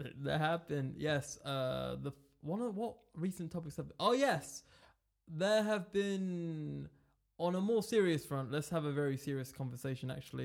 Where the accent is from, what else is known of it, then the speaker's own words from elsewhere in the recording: England, United Kingdom; I was born in England, as you could tell by my eloquent accent